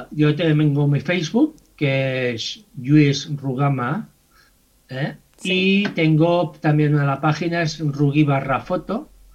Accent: Mataró, Catalonia, Spain; soy de Mataró

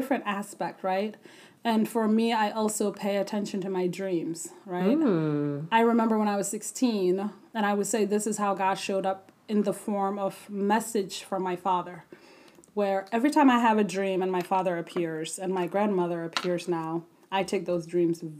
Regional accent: South Dakota, United States; also born or lived in Ethiopia / Sudan; I grew up in South Dakota

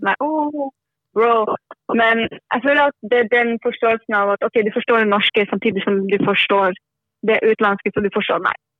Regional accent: Northern Norway, Norway; now in Bergen, Norway; Vokst opp i Norda

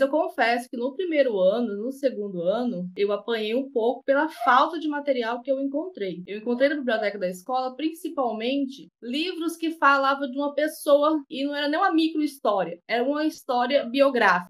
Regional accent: Rondonópolis, Mato Grosso, Brazil; now in Jataí, Brazil; eu sou de Rondonópolis, eu sou do Mato Grosso

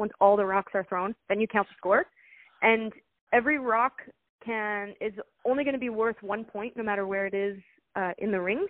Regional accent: United States; born there; So it's basically my parents are Canadian. I was born in the States, but my parents are Canadian.

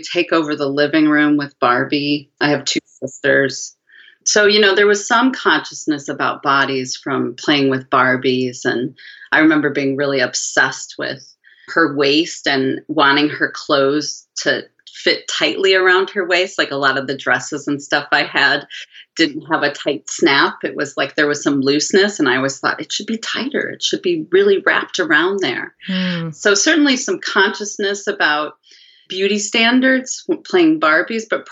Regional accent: Midwest, United States; now in Portland, United States; So I grew up in the Midwest in the 70s

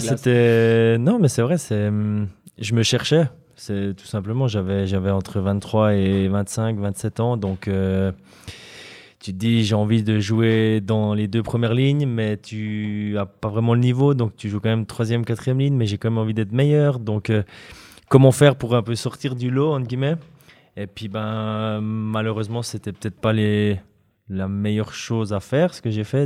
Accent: Fribourg, Switzerland; en tant que Fribourgeois

